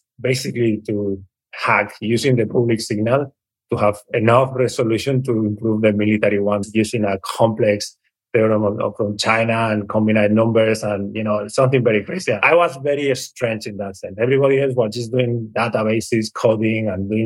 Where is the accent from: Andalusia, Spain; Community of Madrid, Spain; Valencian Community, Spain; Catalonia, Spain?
Catalonia, Spain; Barcelona; now in California, United States; I was privileged to have the opportunity to grow up in Barcelona